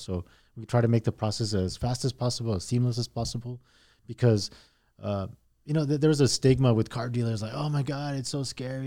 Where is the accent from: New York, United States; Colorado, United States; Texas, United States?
Texas, United States; El Paso; also born or lived in Mexico; we came over when I was in, uh, about eight years old. Um, I started school here in El Paso, uh, in the third grade